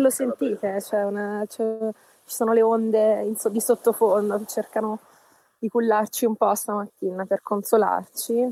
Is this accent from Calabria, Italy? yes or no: yes; Melito di Porto Salvo, Calabria, Italy; dopo Melito, uh-huh. che è il mio paese